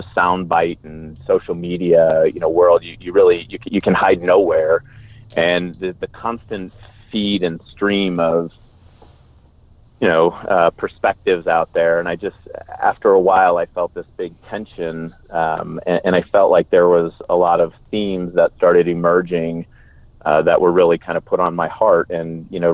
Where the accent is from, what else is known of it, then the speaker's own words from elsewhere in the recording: Bay Area, California, United States; moved away as an adult; I grew up in the Bay Area, California, joined the Army right after high school.